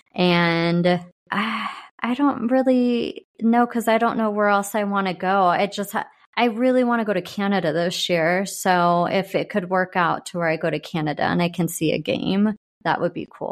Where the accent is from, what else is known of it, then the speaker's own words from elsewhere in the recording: San Diego, California, United States; also born or lived in Arizona; now in Kansas City, United States; I grew up in San Diego